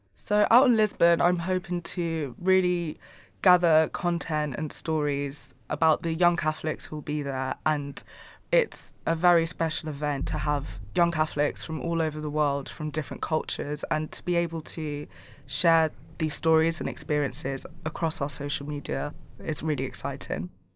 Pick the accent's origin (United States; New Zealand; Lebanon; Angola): Angola; I'm from Angola, so we speak Portuguese there